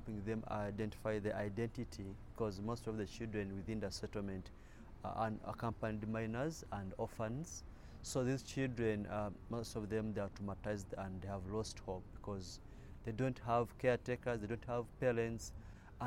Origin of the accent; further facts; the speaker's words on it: Jomba, North Kivu, DR Congo; also born or lived in Kyaka II refugee settlement, Uganda; now in Uganda; I'm from Jomba, which is in the Ruchuru zone in North Kivu, DRC.